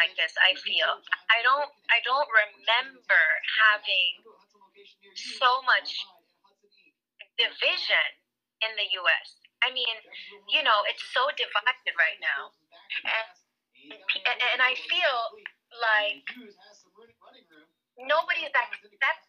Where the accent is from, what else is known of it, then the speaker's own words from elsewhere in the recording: Rome, Lazio, Italy; moved away; I was born in I grew up in Rome in Italy.